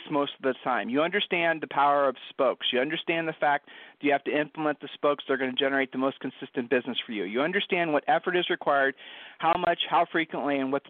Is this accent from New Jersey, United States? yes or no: no; Ohio, United States; I'm from Ohio